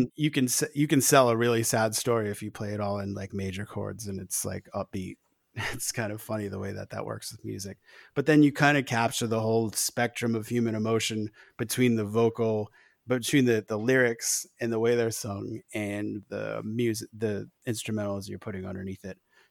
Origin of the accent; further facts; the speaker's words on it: Newport, Rhode Island, United States; I grew up in Rhode Island